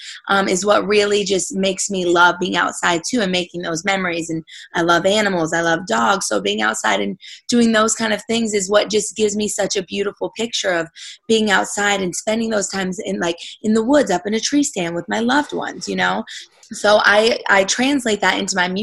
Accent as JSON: {"language": "English", "town": "Murray", "region": "Kentucky", "country": "United States", "tie": "born or raised there", "moved": "yes", "lives_now": "Nashville, United States", "said": "I grew up in the backwoods of Kentucky. I may not sound like it, but I'm literally a redneck at heart"}